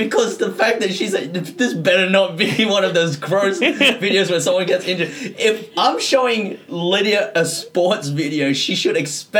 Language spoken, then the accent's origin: English; Singapore; I'm from Singapore.